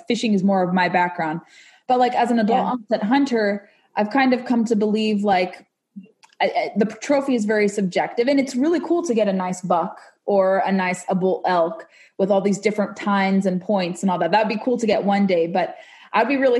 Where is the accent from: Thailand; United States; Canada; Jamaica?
United States; Southern California; I was growing up in Southern California